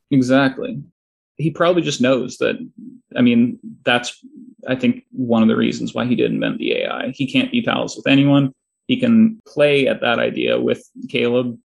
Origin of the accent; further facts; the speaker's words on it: Toronto, Ontario, Canada; I'm from Toronto.